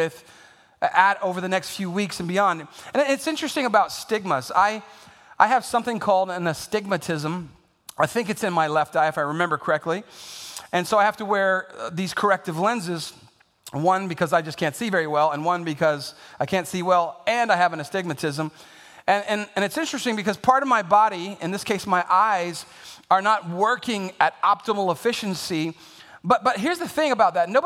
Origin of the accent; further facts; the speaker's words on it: San Antonio, Texas, United States; I'm born and raised in San Antonio